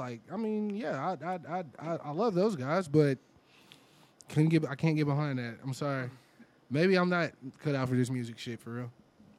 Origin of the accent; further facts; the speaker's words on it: Texas, United States; I'm from Texas.